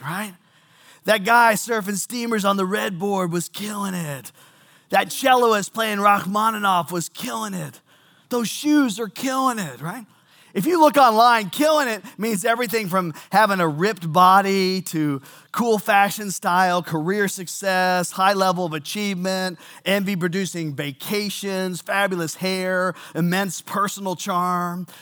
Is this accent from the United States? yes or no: yes; Seabrook, Texas, United States; I grew up in Seabrook, Texas.